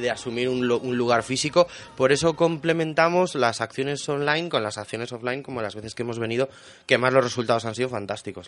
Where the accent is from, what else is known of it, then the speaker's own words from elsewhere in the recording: León, Castile and León, Spain; yo soy de León